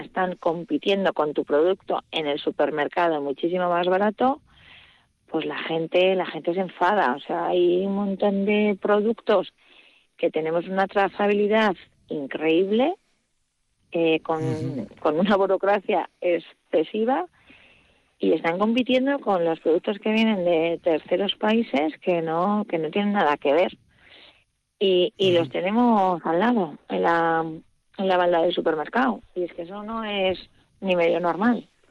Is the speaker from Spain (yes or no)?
yes; Aberasturi, Basque Country, Spain; now in Agurain, Spain; yo soy nacida en Averasturi